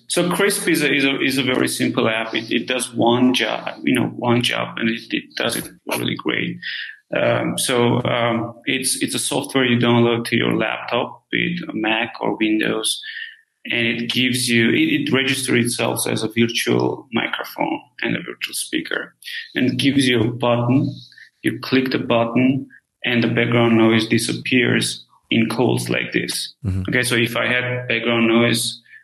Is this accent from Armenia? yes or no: yes; Armenia; moved away; I'm originally from Armenia